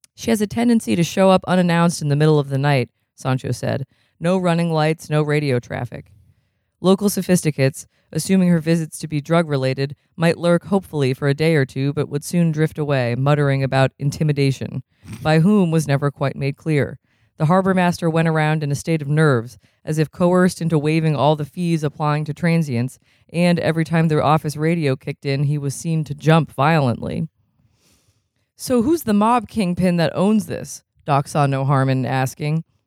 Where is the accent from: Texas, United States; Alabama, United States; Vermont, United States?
Vermont, United States; I'm from Vermont.